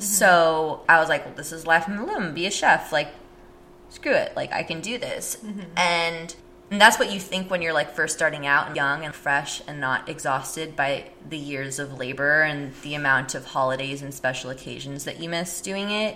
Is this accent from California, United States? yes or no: yes; San Jose, California, United States; moved away as an adult; now in San Francisco, United States; I'm actually from San Jose